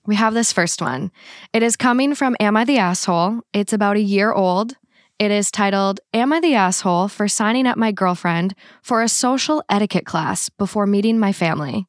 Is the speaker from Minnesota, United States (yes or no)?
yes; Minnesota, United States; accent: Minnesota; my Minnesota accent